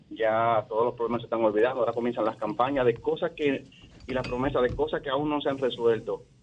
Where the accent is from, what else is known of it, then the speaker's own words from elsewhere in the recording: Dominican Republic; also born or lived in Santo Domingo Norte; nosotros como dominicanos